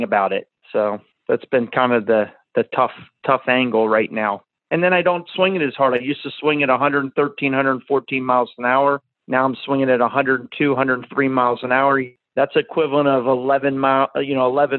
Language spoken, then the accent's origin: English; Clearwater Beach, Florida, United States; I'm from Clearwater Beach